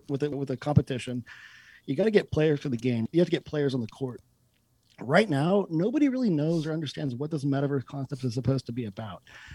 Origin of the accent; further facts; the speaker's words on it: United States; as an American